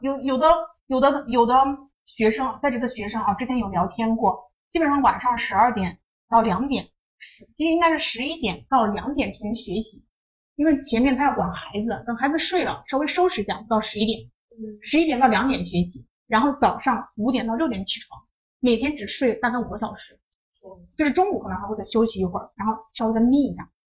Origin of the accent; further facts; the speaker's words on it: Shanxi, China; moved away; 我是山西那边的，我们是黄土高原那种状态